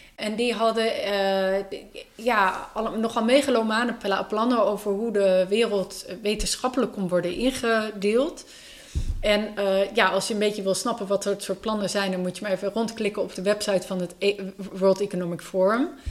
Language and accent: Dutch; Enschede, Overijssel, Netherlands; ik kom zelf uit Enschede